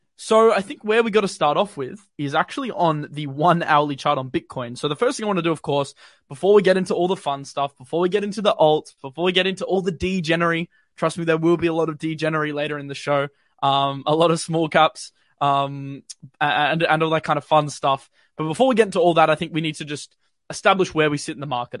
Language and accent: English; Australia; accent: not too Aussie; as an Australian